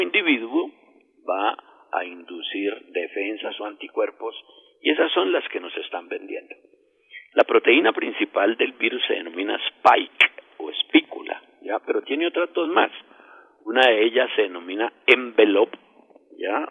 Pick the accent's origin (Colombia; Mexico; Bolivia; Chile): Colombia; siendo colombiano